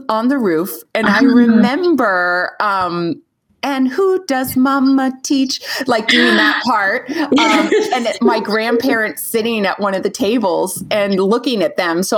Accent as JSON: {"language": "English", "region": "California", "country": "United States", "said": "I'm from California"}